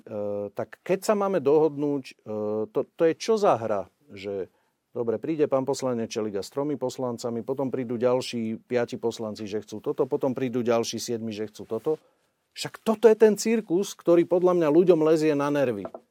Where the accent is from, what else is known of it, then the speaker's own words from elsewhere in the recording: Upper Nitra, Trenčín Region, Slovakia; ja som z Hornej Nitry. E, u nás je okolo, cez 100 tisíc ľudí v okrese